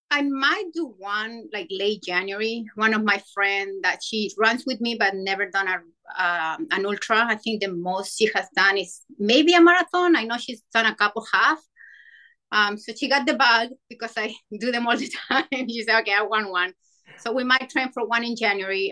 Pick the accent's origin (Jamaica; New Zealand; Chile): Chile; moved away as an adult; now in Virginia, United States; I'm from Chile, so I moved to the state